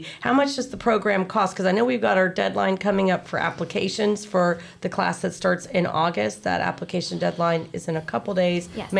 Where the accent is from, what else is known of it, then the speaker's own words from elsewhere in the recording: Winter Park, Florida, United States; I grew up in Winter Park